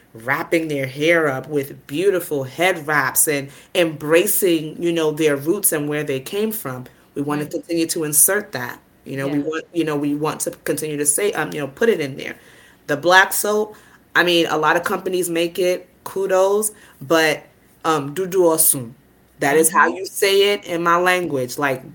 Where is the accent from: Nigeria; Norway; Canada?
Nigeria; not only am I a mother, I'm Nigerian. I understand the culture. I understand what comes with, doing an omugwo.